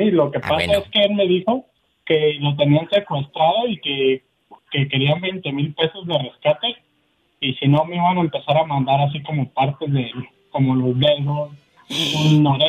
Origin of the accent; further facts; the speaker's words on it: Jalisco, Mexico; nosotros somos de Jalisco.